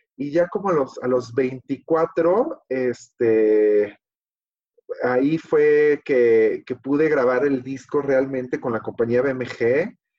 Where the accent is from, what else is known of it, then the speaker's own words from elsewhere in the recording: Mexico City, Mexico; Soy de la Ciudad de México, este, y aquí he vivido, la verdad, siempre